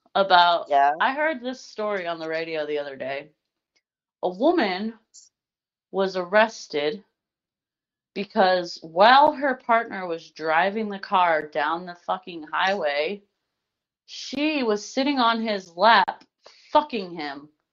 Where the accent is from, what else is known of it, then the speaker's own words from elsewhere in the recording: Indiana, United States; I'm from Indiana